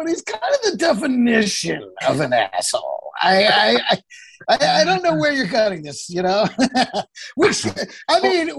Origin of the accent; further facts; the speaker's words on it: Texas, United States; now in Los Angeles, United States; I grew up in Texas.